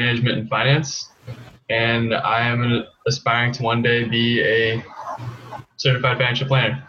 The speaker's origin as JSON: {"language": "English", "region": "Connecticut", "country": "United States", "moved": "yes", "lives_now": "Miami, United States", "said": "I'm speaking today from the Miami office. I'm originally from Connecticut."}